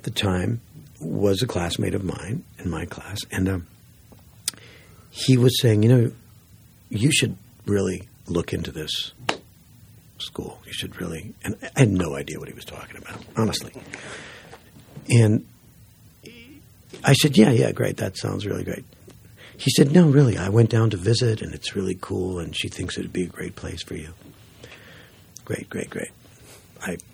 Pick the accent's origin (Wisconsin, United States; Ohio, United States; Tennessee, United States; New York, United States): Wisconsin, United States; Green Bay; moved away; also born or lived in Portland; I grew up in Green Bay.